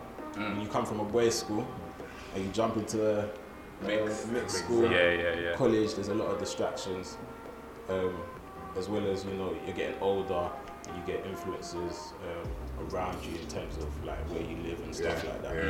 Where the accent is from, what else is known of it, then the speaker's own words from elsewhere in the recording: London, United Kingdom; I'm from Stockwell.